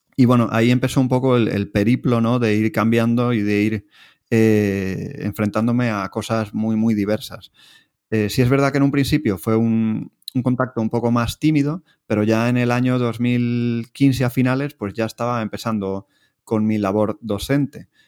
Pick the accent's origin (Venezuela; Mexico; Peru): Venezuela; moved away as an adult; now in Spain; yo, yo nací y, me crié en Venezuela, estudié la carrera allí, hasta eh, que vine con 22 años aquí a España.